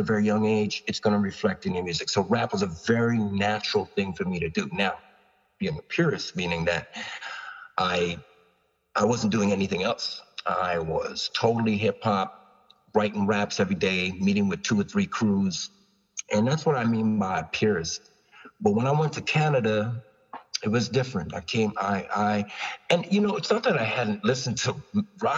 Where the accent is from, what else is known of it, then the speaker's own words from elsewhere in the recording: New York, United States; also born or lived in Long Island / Toronto; I was from New York